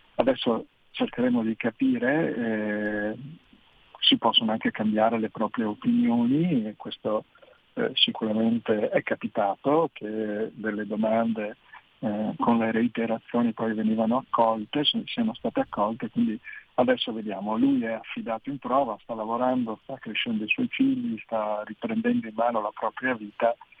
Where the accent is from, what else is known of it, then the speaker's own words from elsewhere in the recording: Veneto, Italy; io sono veneto, di noi veneti